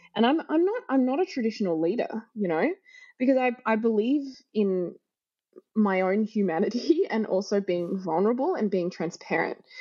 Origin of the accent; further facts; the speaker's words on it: Australia; moved away as an adult; I'm Australian